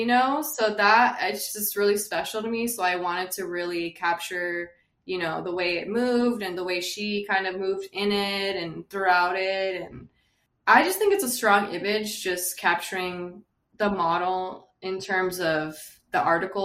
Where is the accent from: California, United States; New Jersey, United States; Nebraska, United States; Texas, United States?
California, United States; West Covina; I'm from West Covina, California